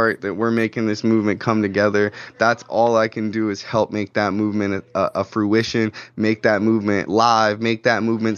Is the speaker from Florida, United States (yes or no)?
yes; Florida, United States; I'm from Florida